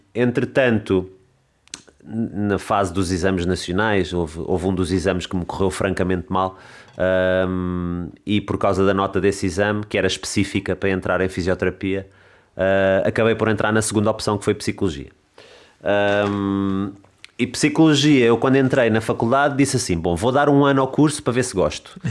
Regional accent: Lisbon, Portugal; moved away as an adult; also born or lived in Amadora / London; now in Alcácer do Sal, Portugal; Eu sou de Lisboa, uhum. um, nasci nasci e vivi os primeiros anos da minha vida ali na zona do Alto São João

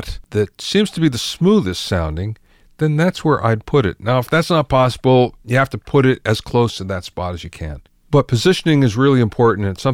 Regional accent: East Coast, United States; moved away; I came from the East Coast, and we didn't have that in the East Coast at all, at least not where I grew up

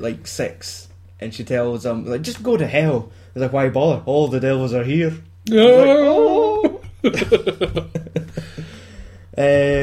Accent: Scotland, United Kingdom; I'm Scottish anyway.

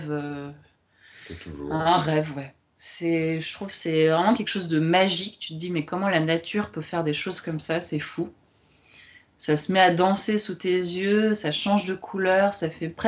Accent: France; comme on est français, nous, la bouffe, euh, c'est un peu important, quoi.

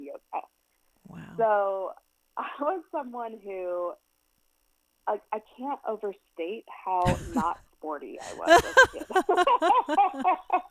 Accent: Indiana, United States; where I grew up in Indiana

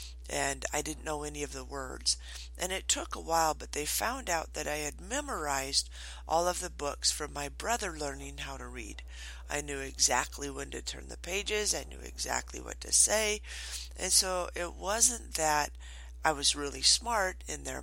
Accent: Morton, Washington, United States; also born or lived in Twin Falls, Idaho; I was born in Twin Falls, Idaho, but I grew up in Morton, Washington on a dairy farm.

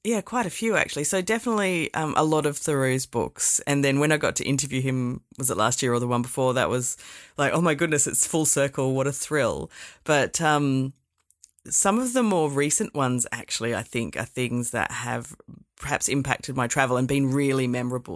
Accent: Perth, Western Australia, Australia; I grew up here in Perth

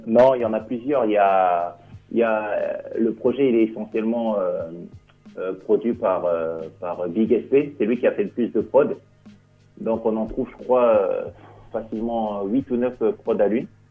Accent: Cergy, Île-de-France, France; Nous, on est du 95. Moi, je suis sur Sergi

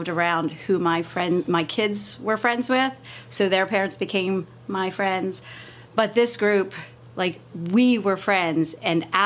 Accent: Sussex County, Delaware, United States; I have grown up in southern Delaware, Sussex County.

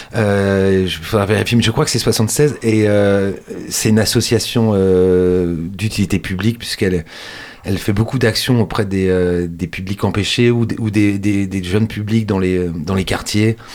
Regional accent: Angers, Pays de la Loire, France; chez nous, à Angers

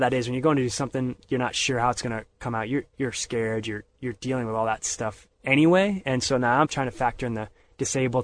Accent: Pennsylvania, United States; moved away; I grew up in Pennsylvania.

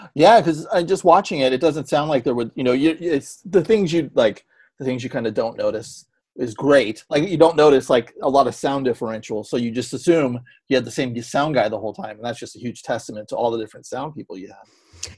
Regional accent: San Francisco Bay Area, California, United States; growing up in San Francisco

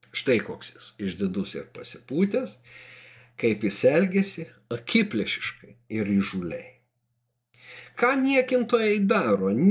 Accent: Lithuania; mes augom Sovietų Sąjungoje, mes negalėjom išvažiuoti jokią valstybę.

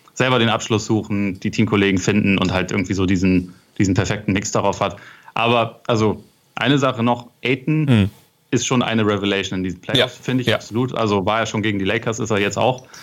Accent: Northern Germany, Germany; bei uns in Norddeutschland

